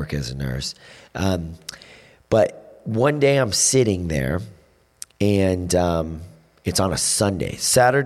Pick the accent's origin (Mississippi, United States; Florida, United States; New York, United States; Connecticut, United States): Florida, United States; moved away as an adult; now in Vero Beach, United States; I grew up in the Panhandle where all my friends were from